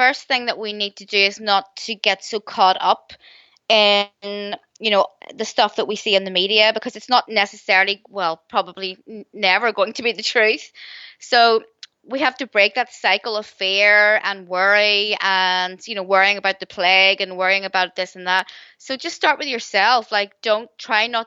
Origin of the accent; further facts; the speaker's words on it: Northern Ireland, United Kingdom; growing up in Northern Ireland during the 80s